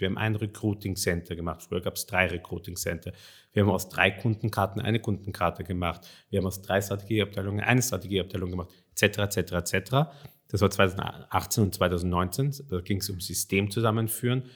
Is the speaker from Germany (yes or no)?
no; Vienna, Austria; moved away as an adult; also born or lived in Hungary; ich bin in Wien aufgewachsen, war in, in Wien in der französischen Schule, im Lycée